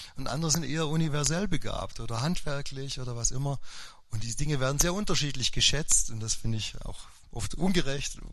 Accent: Upper Swabia, Baden-Württemberg, Germany; now in Forchtenberg, Germany; Also alle konnten Skifahren in Oberschwaben, nur ich äh, der Lehrersohn

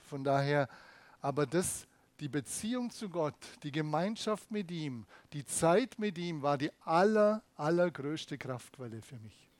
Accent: Germany; bei uns in Deutschland

